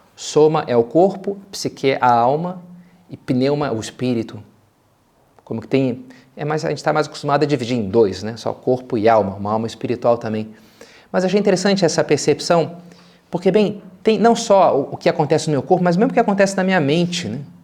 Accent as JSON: {"language": "Portuguese", "region": "Rio de Janeiro", "country": "Brazil", "said": "como bom carioca que sou"}